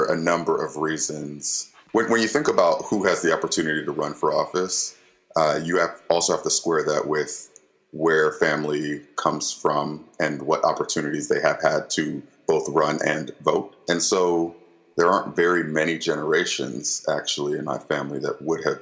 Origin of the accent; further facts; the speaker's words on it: Gwinnett County, Georgia, United States; I grew up in Gwinnett County at a time when it was changing so much